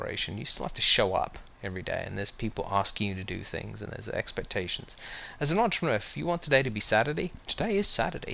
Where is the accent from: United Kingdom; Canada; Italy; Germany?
United Kingdom; moved away as an adult; now in United States; I grew up in the United Kingdom. I moved here